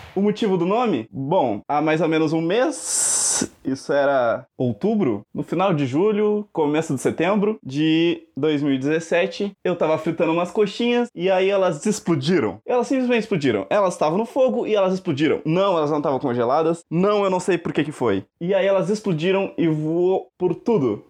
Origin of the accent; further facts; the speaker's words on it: Canguçu, Rio Grande do Sul, Brazil; eu sou do Rio Grande do Sul, mais especificamente do Cu, também conhecido como Canguçu, é pertinho de Pelotas